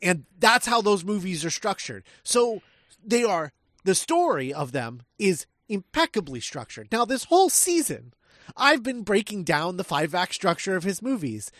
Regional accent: Midwest, United States; I was raised in the Midwest

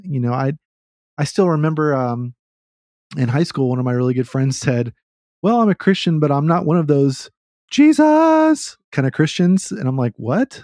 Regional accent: Austin, Texas, United States; I grew up in Austin where it's trendy to hate what's trendy

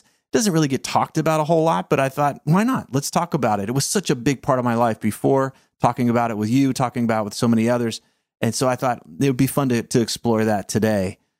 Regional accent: the South, United States; I was raised in the South

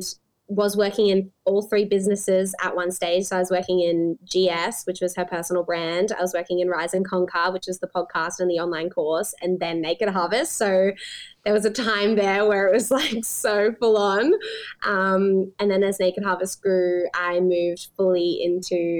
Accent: Sunshine Coast, Queensland, Australia; moved away as an adult; also born or lived in Brisbane; now in Gold Coast, Australia; I grew up on the Sunshine Coast. That's where I spent my early years.

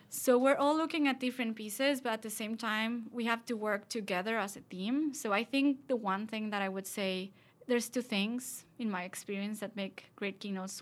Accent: Mexico; We're both from Mexico.

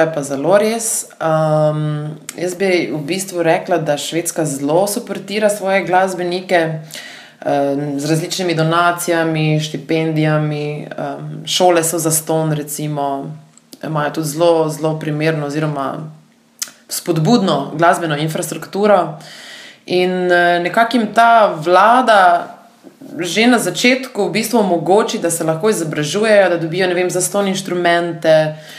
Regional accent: Slovenia; da sem pač iz Slovenije dejansko

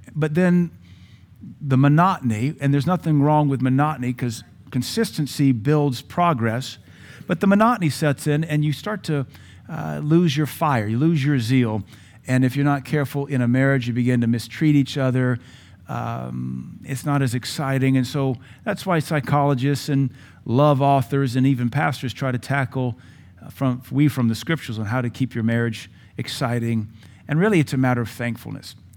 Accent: Louisiana, United States; Growing up in Louisiana, we would spend summers in Tangipahoa Parish, a little town called Ameet.

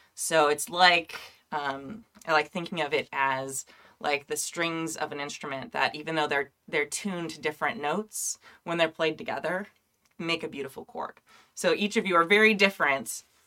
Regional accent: California, United States; I'm Californian

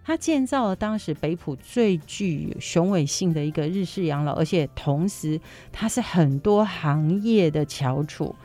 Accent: Taiwan; 我们台湾人

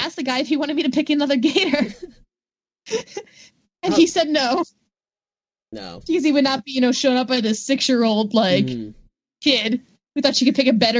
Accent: Florida, United States; it kind of hits, like, a weird middle ground between Orlando and Miami area, and those are the two areas I grew up in.

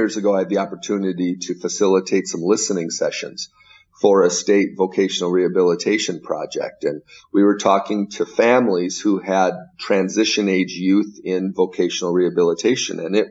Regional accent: Minnesota, United States; I am from Minnesota

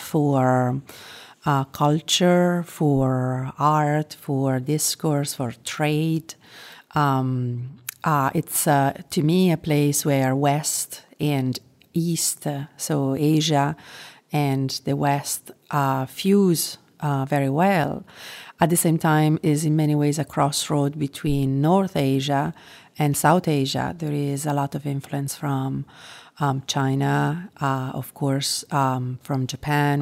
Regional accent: Italy; moved away as an adult; also born or lived in London / Spain / France / United States; now in Singapore; I was born and raised in Italy, and, uh, there is where I lived, um, until I, I mean, officially until I was thirty.

